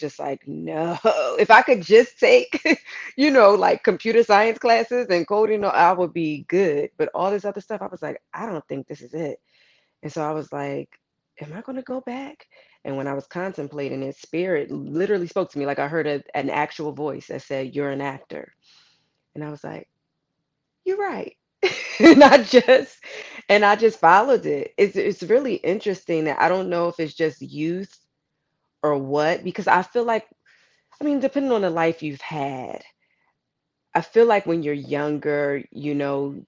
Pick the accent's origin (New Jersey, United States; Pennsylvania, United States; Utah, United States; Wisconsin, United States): Pennsylvania, United States; Philadelphia; I'm originally from Philadelphia, Pennsylvania, like you said, Illadel. We always rep our city